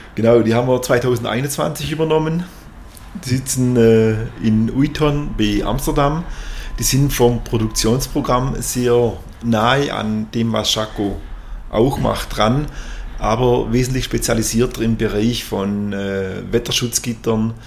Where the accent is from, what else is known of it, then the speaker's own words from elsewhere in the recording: Kolbingen, Baden-Württemberg, Germany; wir sind äh, beide hier in Kolbingen geboren, auch hier zur Schule gegangen, natürlich dann zum, aufs Gymnasium nach Tuttlingen, aber sind Dorfkinder